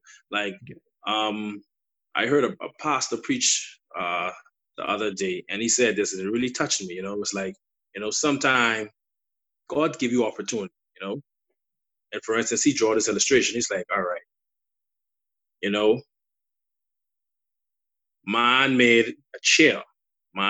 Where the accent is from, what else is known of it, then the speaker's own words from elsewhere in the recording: Bahamas; accent: Bahamian; my Bahamian dialect, you know, they say a lot of Bahamians talk fast. You know, so you may not understand my accent